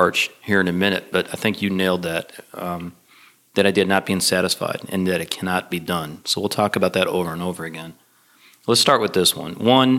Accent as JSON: {"language": "English", "town": "Detroit", "region": "Michigan", "country": "United States", "tie": "born or raised there", "said": "so I grew up in Detroit, so we have like Ypsilanti, Michigan. We have Greek town in Detroit. I grew up eating baklava and everything else."}